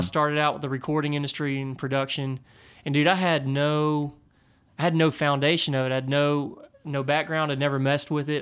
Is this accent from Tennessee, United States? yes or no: yes; near Nashville, Tennessee, United States; I grew up near Nashville